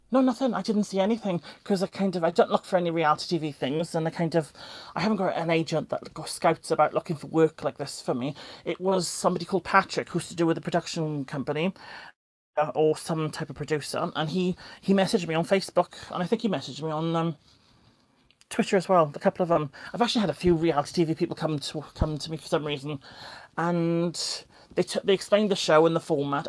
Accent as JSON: {"language": "English", "region": "South Wales", "country": "United Kingdom", "said": "I'm from South Wales"}